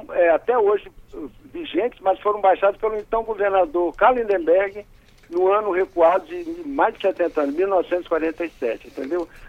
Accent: Rio de Janeiro, Brazil; now in Vitória, Brazil; É, eu sou carioca, já moro aqui no estado há muitos anos e devo admitir, esse hino do Espírito Santo é uma coisa linda.

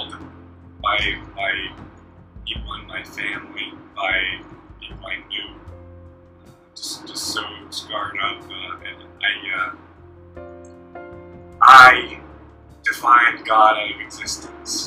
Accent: Tennessee, United States; I was born in Tennessee, lived there pretty much my whole life

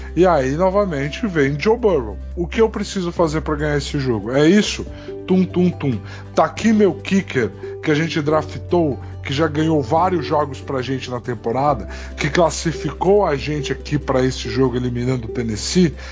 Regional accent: Brazil; A gente é brasileiro

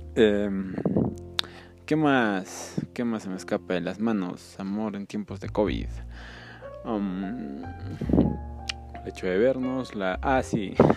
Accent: Peru; que soy de Perú

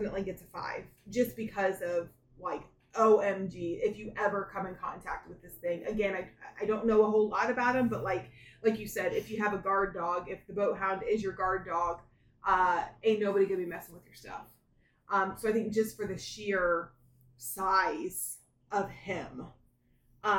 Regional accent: Florida, United States; I grew up in Florida

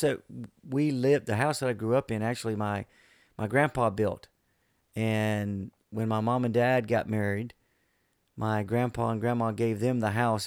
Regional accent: Bayou George, Florida, United States; moved away as an adult; Bayou George was uh, a unique place to grow up.

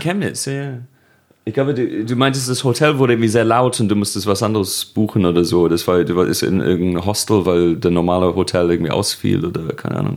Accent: Birkenhead, North West England, United Kingdom; accent: Scouse; German is a second language; moved away as an adult; now in Germany; Birkenhead und dann Babington bei Birkenhead bei Liverpool

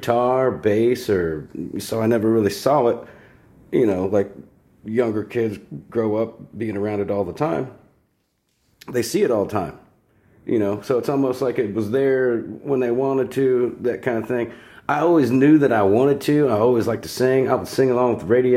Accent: Grove City, Ohio, United States; Southern Ohio boy. Mm-hmm. We moved up to Grove City. I'm thinking I was like third or fourth grade

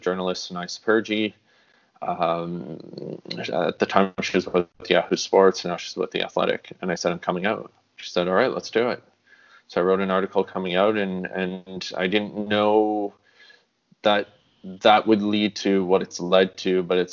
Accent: Sudbury, Ontario, Canada; moved away; I'm originally from Sudbury, Ontario, so Northern Ontario. And I moved back there

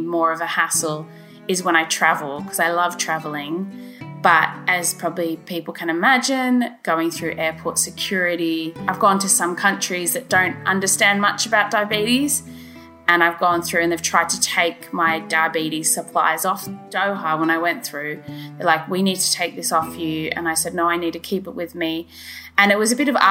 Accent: Australia; moved away as an adult; now in Oxford, United Kingdom; I'm originally from Australia and I'm going to go back to Australia soon

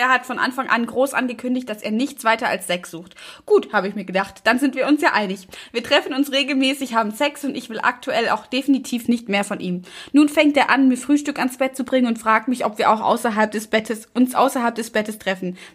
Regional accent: Brandenburg, Germany; Nee, ich komme aus Brandenburg.

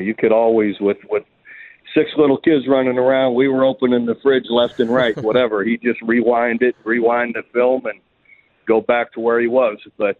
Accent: Youngstown, Ohio, United States; Oh, it was fantastic. Just the old steel mill town, you know, old neighborhoods.

